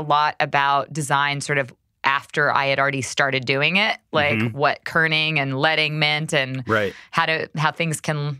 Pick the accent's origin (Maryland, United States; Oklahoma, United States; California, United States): Oklahoma, United States; Vinita; born there; So I was born in Vinita, Oklahoma. Mm-hmm. So very small town in Oklahoma.